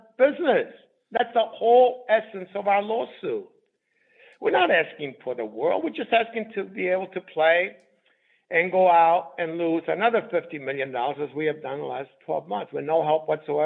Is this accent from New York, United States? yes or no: yes; New York City, New York, United States; also born or lived in Southern Italy; in the world that I grew up in the Bronx, we call these rackets. Now, I've learned a lot of rackets growing up in the Bronx.